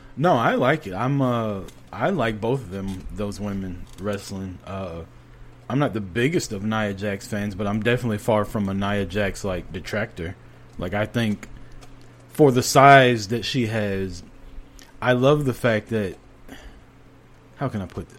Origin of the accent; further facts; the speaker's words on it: United States; we're American.